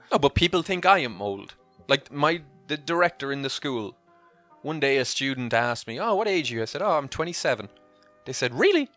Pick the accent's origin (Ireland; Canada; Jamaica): Ireland; Clonmel, Munster; moved away as an adult; also born or lived in Dubai / Italy; now in Cork, Ireland; The town I'm from is called Clonmel